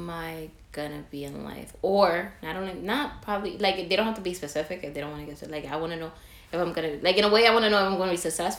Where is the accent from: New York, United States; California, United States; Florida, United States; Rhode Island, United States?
New York, United States; New York City; I was born in the Bronx, raised in the Bronx, went to elementary, middle school, and high school in the Bronx.